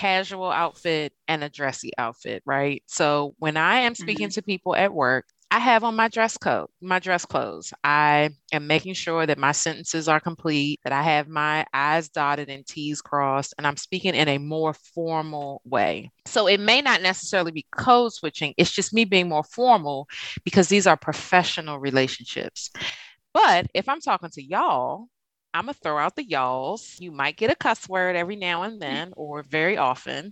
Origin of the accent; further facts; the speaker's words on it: Prince George's County, Maryland, United States; I'm from Prince George's and I do not say Merlin